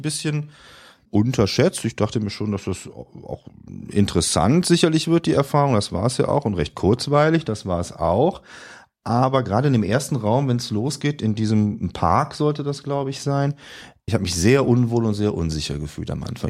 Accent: Rhineland, Germany; accent: Rhinelandic; wir zwei auch schon als Rheinländer geoutet

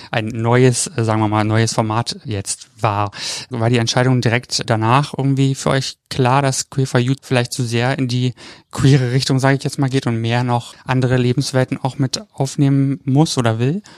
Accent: East Germany, Germany; Ich bin ja aus dem Osten, da war man ja, wenn, wenn überhaupt evangelisch

